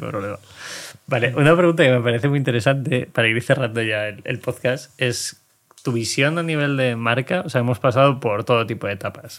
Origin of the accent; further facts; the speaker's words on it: Segovia, Castile and León, Spain; Yo soy de Segovia